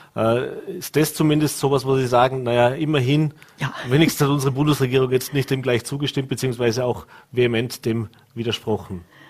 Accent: Vorarlberg, Austria; bei uns in Vorarlberg

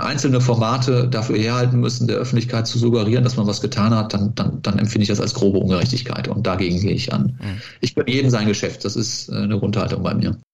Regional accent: Cologne, North Rhine-Westphalia, Germany; bin Kölner mit Leib und Seele, nicht in Köln geboren, aber äh, in äh, Köln zur Schule gegangen, in den Kindergarten gegangen

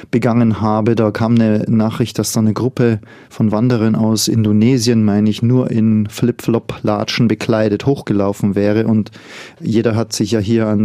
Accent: Bavaria, Germany; Ich komme ja aus dem Voralpenland und wir lachen ja immer drüber über diejenigen, die auf die Berge gehen und keine richtigen Schuhe anhaben.

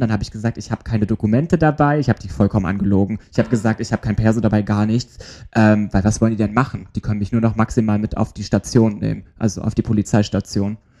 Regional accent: Germany; ich komme aus Deutschland

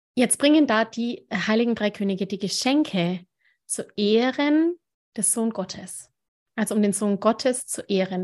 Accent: Nuremberg, Bavaria, Germany; Ich bin ja auch aus Nürnberg

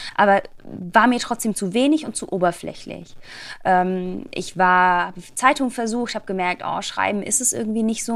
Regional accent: Black Forest, near Baden-Baden, Baden-Württemberg, Germany; ich komme aus dem Schwarzwald, aus der mhm. Nähe von Baden-Baden

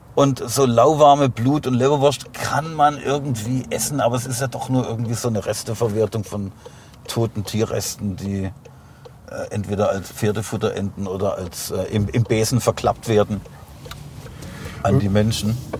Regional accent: Heilbronn, Baden-Württemberg, Germany; moved away; wo ich aufgewachsen bin, die Schäuflenstraße

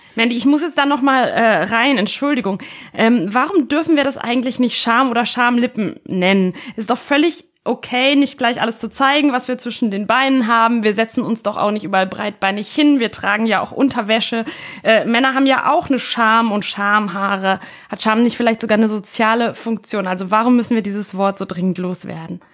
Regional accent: Italy; moved away; Ich bin ja in Italien aufgewachsen

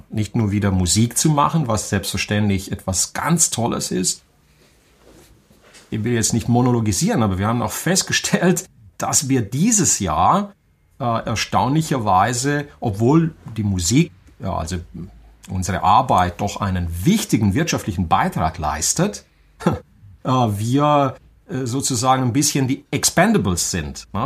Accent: Banat, Romania; born there; moved away; dass ähm, ich im Banat in Rumänien geboren bin. Das kann man wahrscheinlich auch ein bisschen an meinem Akzent hören.

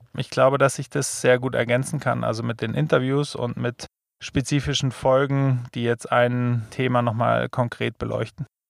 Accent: Germany; wir als Deutsche

